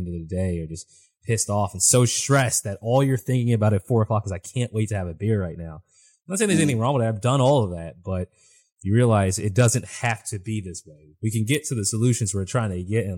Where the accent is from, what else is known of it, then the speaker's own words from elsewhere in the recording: East Coast, United States; I grew up on the East Coast